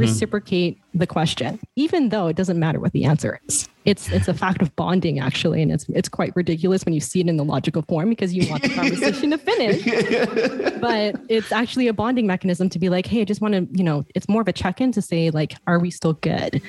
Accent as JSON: {"language": "English", "town": "Toronto", "region": "Ontario", "country": "Canada", "moved": "yes", "said": "I'm originally from Toronto"}